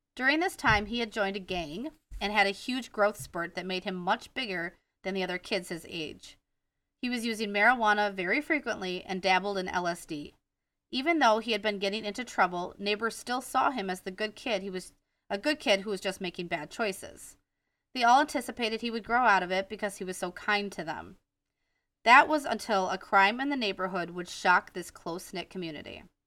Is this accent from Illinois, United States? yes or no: no; Wisconsin, United States; accent: Wisconsin; My Wisconsin accent